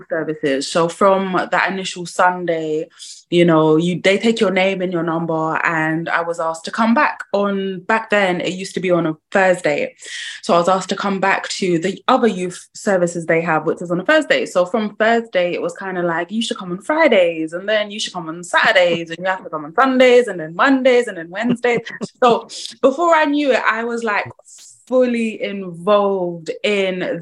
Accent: Croydon, London, United Kingdom; I'm born and bred in Croydon

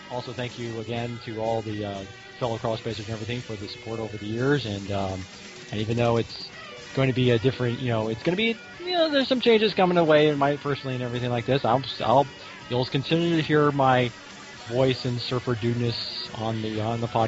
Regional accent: California, United States; Maybe because I said one time I was from California, and so they've made it they automatically think, oh, he must be the way he speaks.

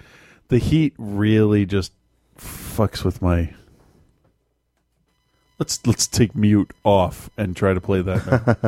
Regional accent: Malden, Massachusetts, United States; I grew up

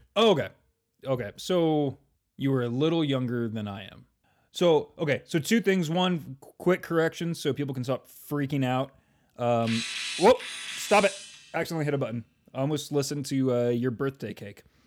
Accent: California, United States; moved away; where I grew up in California

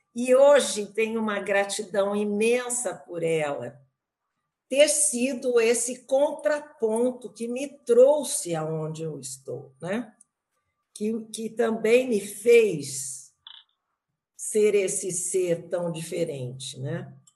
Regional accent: Brazil; moved away; also born or lived in Canada; como boa brasileira de tirar fotos

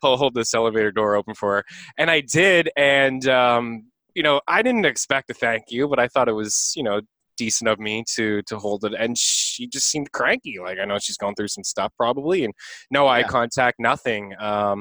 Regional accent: Canada; As a Canadian

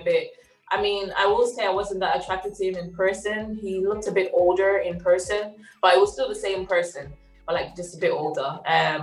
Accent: Zimbabwe; I'm from Zimbabwe.

